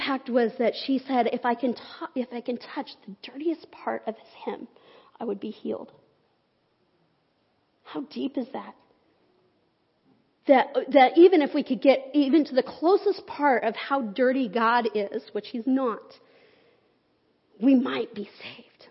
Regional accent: Salt Lake City, Utah, United States; moved away; I grew up in Salt Lake City.

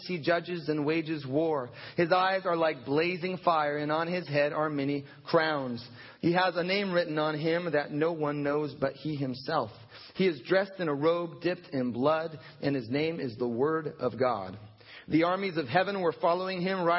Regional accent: United States; as an American Christian in the year 2013

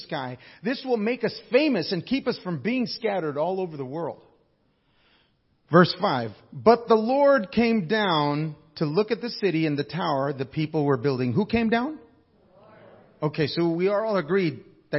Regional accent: Alaska, United States; I come from Alaska

